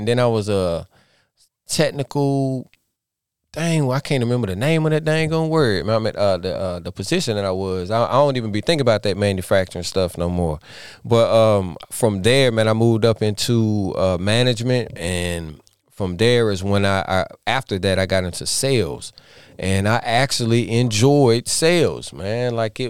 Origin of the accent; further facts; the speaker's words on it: Statesville, North Carolina, United States; I am from Statesville, North Carolina.